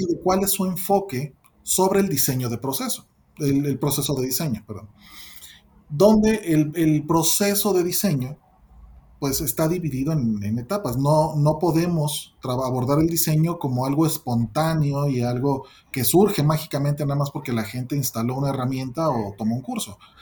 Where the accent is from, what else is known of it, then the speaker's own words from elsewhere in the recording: Mexico; soy mexicano